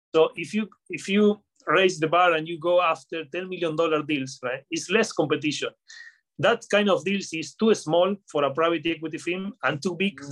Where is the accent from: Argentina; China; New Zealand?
Argentina; Patagonia; moved away; also born or lived in United Kingdom; I'm from I'm from Patagonia, Argentina, from the south of Argentina